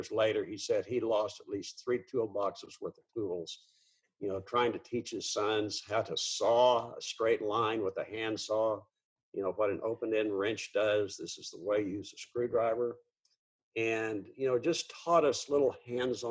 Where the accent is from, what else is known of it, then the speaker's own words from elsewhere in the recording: south of Edmond, Oklahoma, United States; I was born in Oklahoma City, you know, in 1949